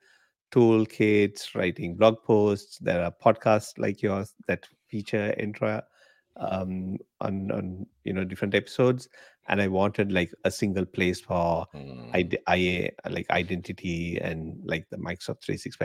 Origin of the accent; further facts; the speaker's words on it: Sri Lanka; moved away as an adult; now in Australia; So I'm from Sri Lanka originally. I was born there